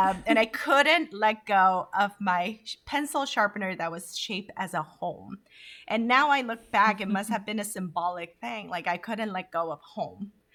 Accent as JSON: {"language": "English", "country": "Honduras", "tie": "born or raised there", "also_born_or_lived": "Korea", "moved": "yes", "lives_now": "United States", "said": "vibrant way of living that I was taught by growing up in Honduras"}